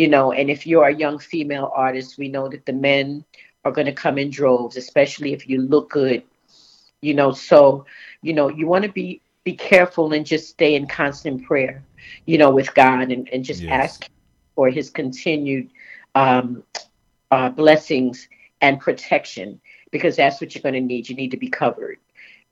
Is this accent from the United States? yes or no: yes; New York, United States; moved away; also born or lived in Charleston, South Carolina; I'm originally from New York, and I moved to Charleston